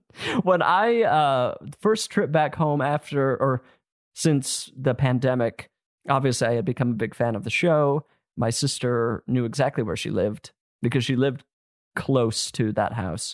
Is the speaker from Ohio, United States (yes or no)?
no; Utah, United States; I'm from Utah